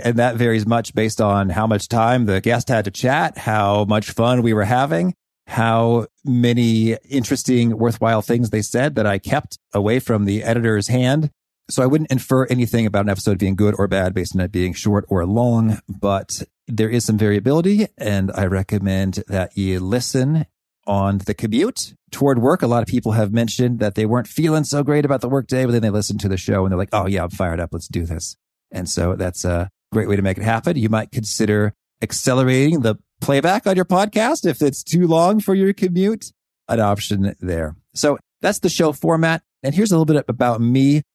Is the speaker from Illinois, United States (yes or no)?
yes; Danville, Illinois, United States; growing up in Danville, Illinois, we'd go to the Danville Public Library